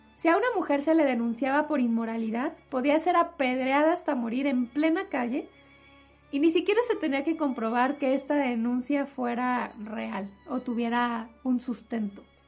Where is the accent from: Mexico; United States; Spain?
Mexico; en mi país, en México